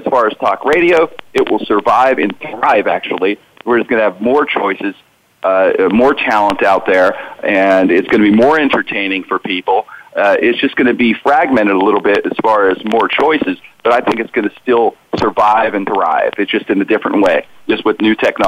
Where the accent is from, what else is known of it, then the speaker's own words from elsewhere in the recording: Pittsburgh, Pennsylvania, United States; I grew up in the Strip District, an area in Pittsburgh, right by downtown